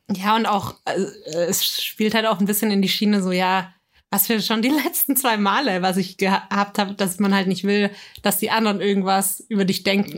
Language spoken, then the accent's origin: German; Bavaria, Germany; bei uns in Bayern